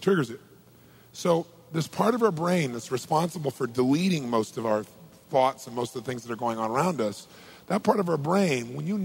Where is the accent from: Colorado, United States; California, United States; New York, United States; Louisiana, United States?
California, United States; Southern; I'm from Southern California